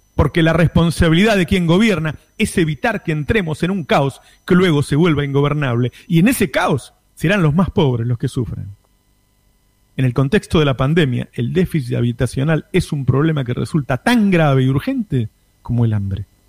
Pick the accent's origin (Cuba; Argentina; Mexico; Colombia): Argentina; El Talar, Buenos Aires Province; Me recordó mi niñez en la Villa La Paloma, en Talar